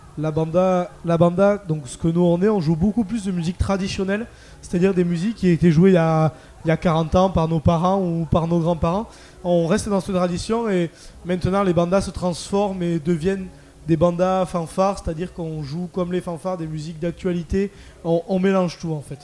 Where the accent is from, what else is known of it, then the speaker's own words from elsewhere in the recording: Landes, Nouvelle-Aquitaine, France; je viens des Landes, donc euh, sur, AR sur Adour